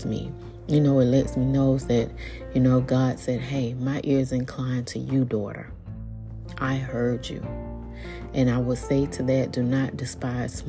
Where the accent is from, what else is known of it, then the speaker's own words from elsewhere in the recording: Atlanta, Georgia, United States; moved away as an adult; also born or lived in Decatur, Georgia; now in Florida, United States; we were living in Georgia